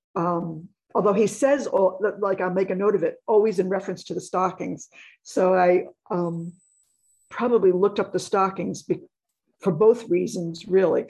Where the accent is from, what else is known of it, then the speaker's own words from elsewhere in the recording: New York City, New York, United States; I grew up in New York